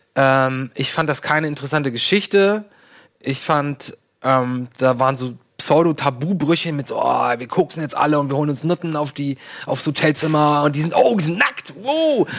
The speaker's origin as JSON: {"language": "German", "town": "Lübeck", "region": "Schleswig-Holstein", "country": "Germany", "said": "Bei uns in Lübeck"}